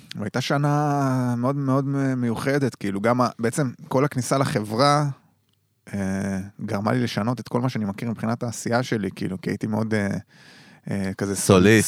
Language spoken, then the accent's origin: Hebrew; Dor, Haifa District, Israel; moved away; יום שישי חוזר לצפון, זה המקום שלי שם, כאילו גדלתי כן. במושב דור